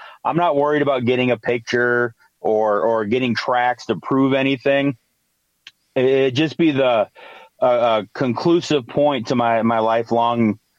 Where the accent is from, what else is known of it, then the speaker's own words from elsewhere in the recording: Michigan, United States; also born or lived in Amazon; Growing up in the Amazon, we moved to the Upper Peninsula of Michigan when I was 10, because that's where my dad's from.